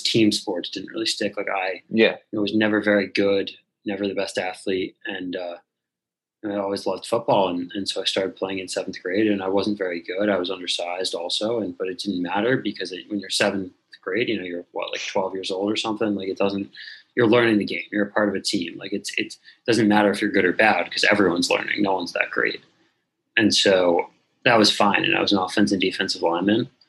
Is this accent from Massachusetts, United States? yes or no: yes; Newton, Massachusetts, United States; I grew up outside of Boston in Newton, Massachusetts